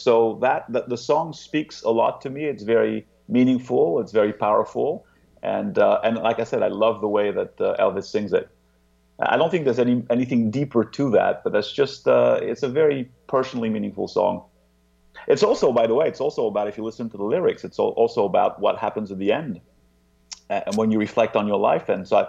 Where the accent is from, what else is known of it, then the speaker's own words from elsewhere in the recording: France; moved away as an adult; also born or lived in Geneva, Switzerland / Bangor, United Kingdom; now in United States; I grew up in France, and I then moved to the U.S. when I was 24.